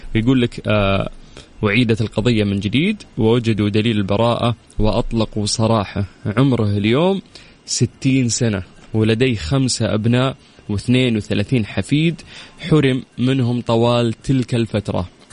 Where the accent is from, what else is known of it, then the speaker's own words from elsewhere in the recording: Saudi Arabia; عندنا في السعودية